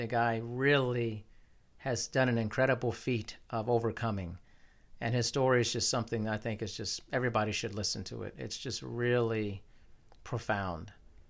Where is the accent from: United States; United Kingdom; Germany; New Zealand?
Germany; born there; I was born in Germany. I've lived there a couple times.